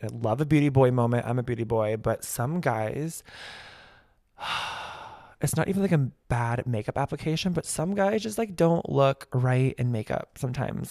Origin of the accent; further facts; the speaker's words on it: Kansas City, United States; moved away; I'm actually from the Midwest. I'm from Kansas City